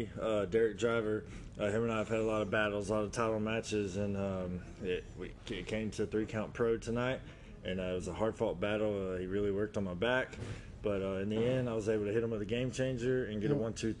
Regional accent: Greenville, United States; being up here in my hometown of Greenville

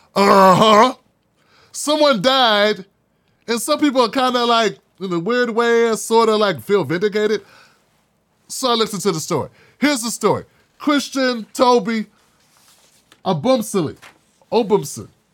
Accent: United States; I'm from Washington.

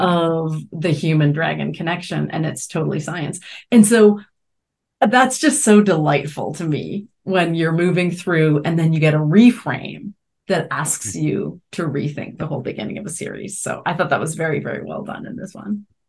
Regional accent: Canada; moved away; I grew up in Canada and we watched Musique Plus

